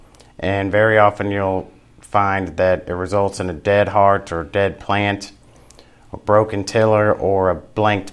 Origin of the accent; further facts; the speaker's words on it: Louisiana, United States; I grew up in Louisiana.